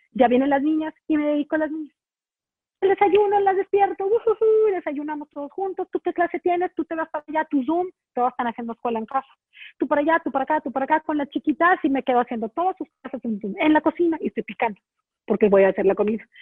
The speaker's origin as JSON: {"language": "Spanish", "country": "Mexico", "also_born_or_lived": "Chicago", "moved": "yes", "said": "yo era la única mexicana"}